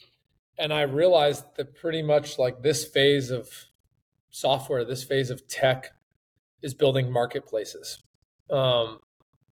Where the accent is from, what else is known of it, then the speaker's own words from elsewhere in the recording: Bay Area, California, United States; moved away as an adult; also born or lived in San Francisco; now in Florida, United States; We're from the Bay Area